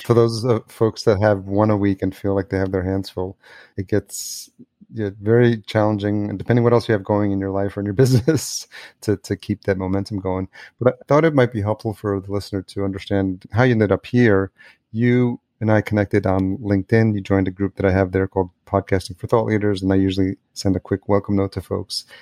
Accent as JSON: {"language": "English", "region": "New York", "country": "United States", "tie": "born or raised there", "also_born_or_lived": "Los Angeles", "moved": "as an adult", "lives_now": "Minneapolis, United States", "said": "I'm in a new city, I'm in Minneapolis, but I grew up in New York and I've lived in L"}